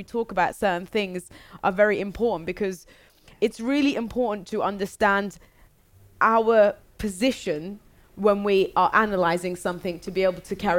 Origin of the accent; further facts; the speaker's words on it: London, United Kingdom; born there; I was born in London, so I know more about the UK